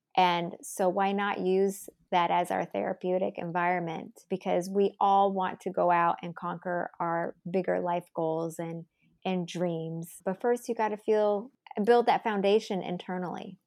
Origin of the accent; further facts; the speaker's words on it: United States; I'm Asian American